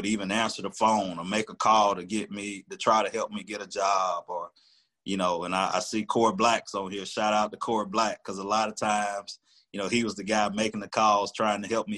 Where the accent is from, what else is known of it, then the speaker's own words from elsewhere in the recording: Tuscaloosa, Alabama, United States; I'm from Tuscaloosa. This is my hometown.